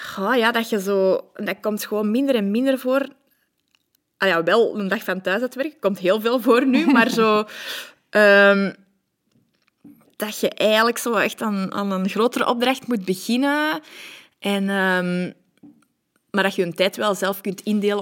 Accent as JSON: {"language": "Dutch", "town": "Antwerp", "region": "Flanders", "country": "Belgium", "tie": "born or raised there", "accent": "Antwerp", "said": "ik ben altijd opgegroeid aan de kanten van het eh, Boekenbergpark, de Unitas-wijk."}